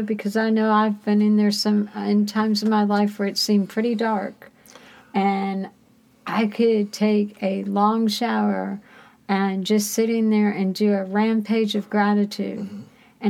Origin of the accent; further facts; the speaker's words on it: Great Lakes, Illinois, United States; I was born in Great Lakes.